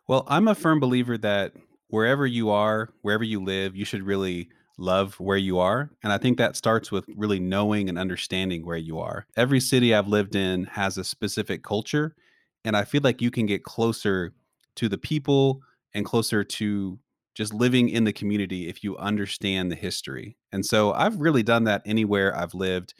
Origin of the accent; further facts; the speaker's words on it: Tulsa, Oklahoma, United States; moved away as an adult; now in Waco, United States; I'm not originally from Waco, so I love Waco, but I'm originally from Tulsa.